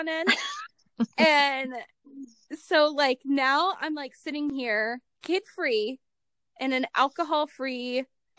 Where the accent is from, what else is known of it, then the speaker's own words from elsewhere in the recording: Ohio, United States; moved away; also born or lived in Nevada / Utah; I'm from Ohio originally